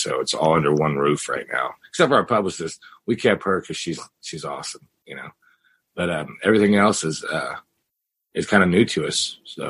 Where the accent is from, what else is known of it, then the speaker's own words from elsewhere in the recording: Missouri, United States; So I'm from the Ozarks. So we just packed up our studio, and in June we went back to, you know, middle America, to Missouri